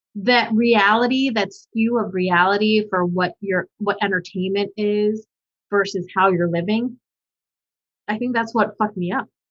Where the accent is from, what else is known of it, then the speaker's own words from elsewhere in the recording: United States; also born or lived in Manila, Philippines; I grew up in America and I identify as American